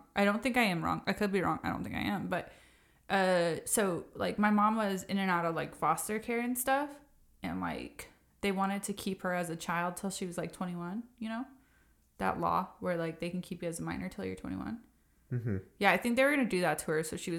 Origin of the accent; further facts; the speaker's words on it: Ogden, Utah, United States; born there; I was born in Ogden, Utah. My mom was 20 years old when I was born.